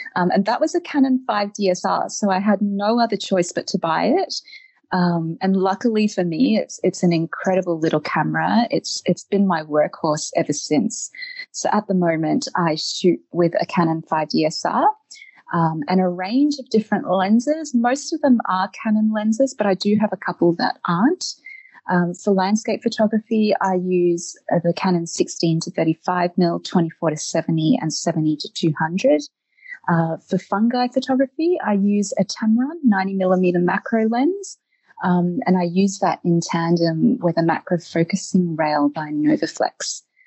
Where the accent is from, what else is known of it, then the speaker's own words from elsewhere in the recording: Eltham, Victoria, Australia; moved away as an adult; also born or lived in Germany / Netherlands; now in Iceland; I'm originally from Australia, uh, where I lived in Eltham.